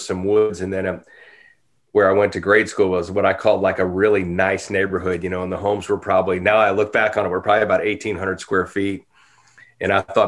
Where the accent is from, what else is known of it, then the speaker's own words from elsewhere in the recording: Normandy, Missouri, United States; moved away as an adult; also born or lived in St. Louis, Missouri; now in Franklin, United States; I grew up in Normandy, Missouri, a suburb of St. Louis, close to North St. Louis